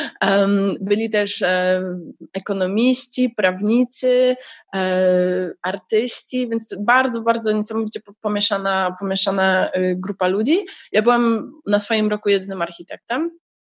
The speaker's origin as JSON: {"language": "Polish", "country": "Poland", "said": "ponieważ jestem z Polski, to mogłam aplikować automatycznie o stypendium"}